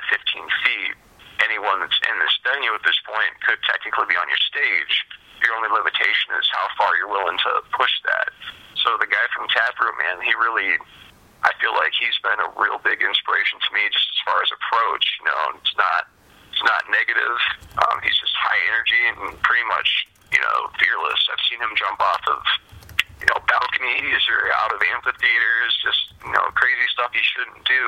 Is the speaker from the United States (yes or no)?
yes; Lima, Ohio, United States; also born or lived in Ottoville, Ohio; I grew up in Lima, Ohio